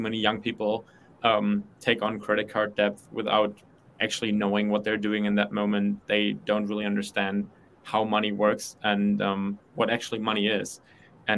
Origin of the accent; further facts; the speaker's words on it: Germany; moved away as an adult; also born or lived in United States; I'm from Germany. I didn't have financial education in my high school